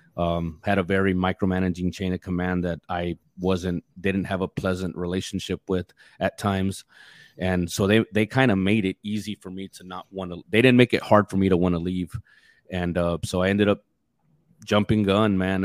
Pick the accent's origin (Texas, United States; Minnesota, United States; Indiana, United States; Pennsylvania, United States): Texas, United States; West; I grew up out in West Texas